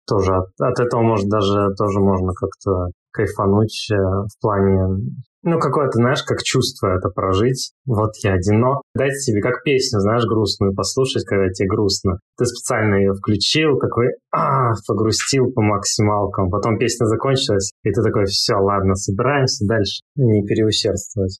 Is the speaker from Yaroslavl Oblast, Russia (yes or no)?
yes; Rybinsk, Yaroslavl Oblast, Russia; moved away as an adult; also born or lived in Moscow; now in Turkey; ездил домой в Рыбинск, откуда я родом